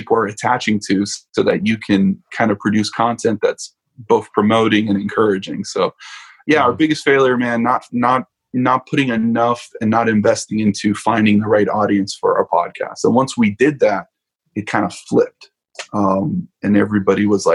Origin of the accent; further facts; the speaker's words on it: Miami, Florida, United States; moved away; I'm originally from Miami, Florida